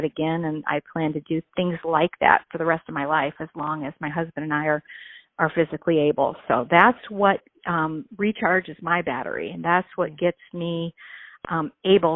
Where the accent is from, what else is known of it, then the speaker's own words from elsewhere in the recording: United States; where I grew up here in the Quad Cities. My family is still here